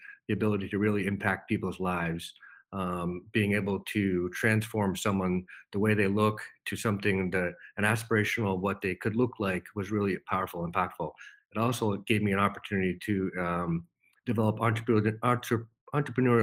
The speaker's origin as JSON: {"language": "English", "town": "Holden", "region": "Massachusetts", "country": "United States", "tie": "born or raised there", "said": "I grew up in a small town in Massachusetts, Holden, Massachusetts. Born and raised, lived there pretty much my whole life"}